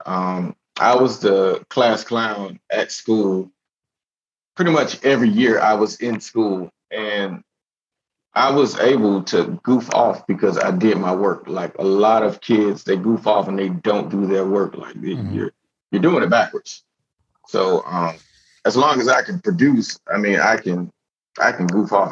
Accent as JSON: {"language": "English", "town": "Miami", "region": "Florida", "country": "United States", "tie": "born or raised there", "said": "I grew up in Miami, Florida."}